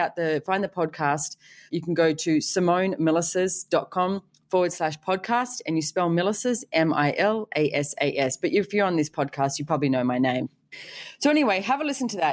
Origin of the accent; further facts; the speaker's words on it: Australia; being Australian